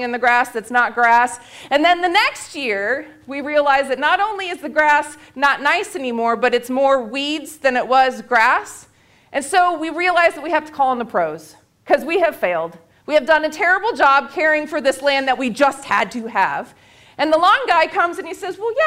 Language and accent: English; California, United States; moved away as an adult; now in Georgia, United States; I'm from California